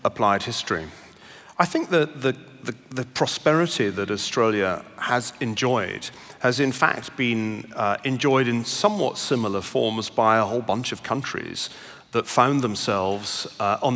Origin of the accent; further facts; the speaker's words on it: Glasgow, Scotland, United Kingdom; now in United States; I grew up in Glasgow, as you may still just about be able to detect in my accent